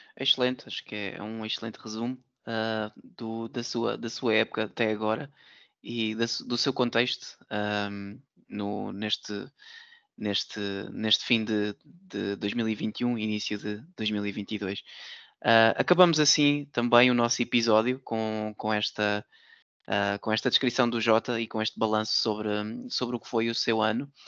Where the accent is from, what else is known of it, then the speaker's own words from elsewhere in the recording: Portugal; nós em Portugal